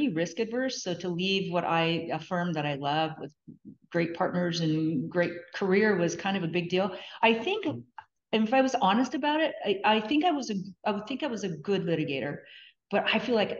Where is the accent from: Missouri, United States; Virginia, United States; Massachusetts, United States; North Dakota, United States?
North Dakota, United States; moved away as an adult; also born or lived in California; I grew up in North Dakota on a farm